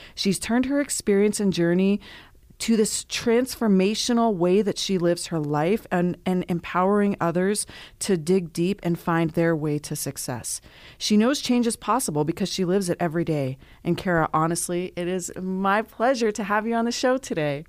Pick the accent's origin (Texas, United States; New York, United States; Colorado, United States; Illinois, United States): Colorado, United States; Lyons; I'm from Lyons, Colorado, so it's a small town